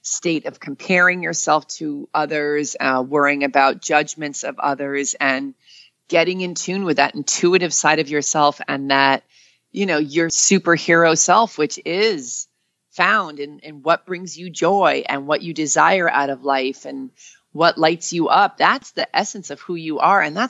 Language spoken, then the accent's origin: English; New York, United States; moved away; I'm from New York.